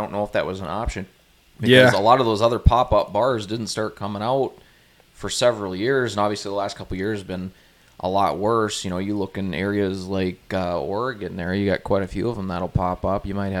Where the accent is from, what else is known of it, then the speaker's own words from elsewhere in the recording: Canada; Partially Canadian. I'm fully Canadian.